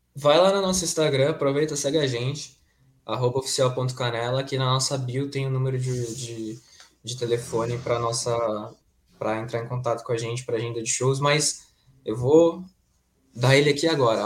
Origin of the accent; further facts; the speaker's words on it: ABC, São Paulo, Brazil; ele tem um conservatório aqui em São Bernardo do Campo, que a gente é do ABC